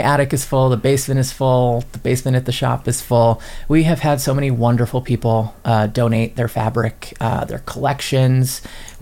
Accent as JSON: {"language": "English", "town": "New York City", "region": "New York", "country": "United States", "moved": "yes", "lives_now": "Holyoke, United States", "said": "I'm originally from New York City"}